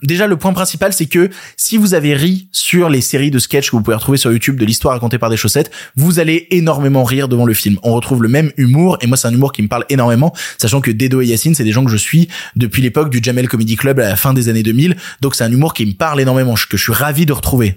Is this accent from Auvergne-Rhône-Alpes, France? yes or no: yes; Lyon, Auvergne-Rhône-Alpes, France; je suis lyonnais, c'est-à-dire quand j'étais gamin, j'allais voir le théâtre de Guignol, donc j'ai grandi avec ces, figures de la marionnette